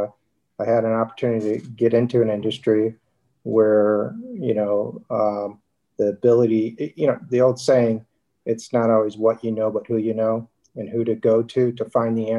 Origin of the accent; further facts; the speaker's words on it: Detroit, Michigan, United States; moved away as an adult; also born or lived in Newport Beach, California; now in San Diego, United States; born and raised in Detroit, Michigan. Lived there through college.